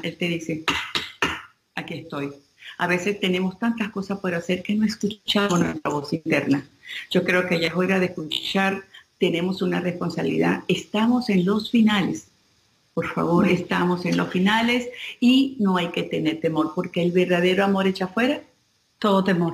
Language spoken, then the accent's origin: Spanish; Venezuela; nosotros que somos venezolanos